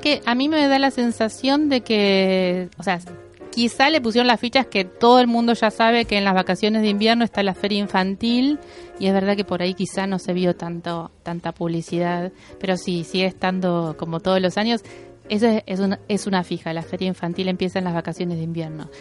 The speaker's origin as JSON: {"language": "Spanish", "town": "Bahía Blanca", "region": "Buenos Aires Province", "country": "Argentina", "said": "yo soy de Bahía Blanca"}